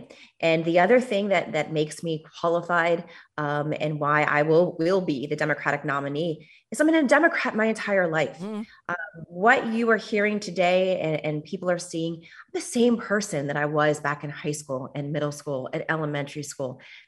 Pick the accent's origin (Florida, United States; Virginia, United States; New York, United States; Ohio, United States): Florida, United States; Miami; born or raised there